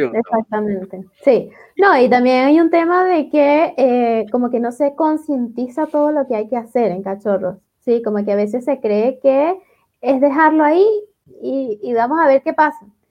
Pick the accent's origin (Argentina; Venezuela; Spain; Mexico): Venezuela; moved away as an adult; now in Chile; yo soy venezolana, eh, yo me formé en Venezuela